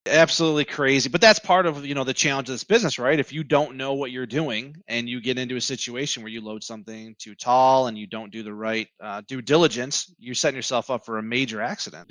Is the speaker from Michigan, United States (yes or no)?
yes; Southeast Michigan, United States; born and raised in Southeast Michigan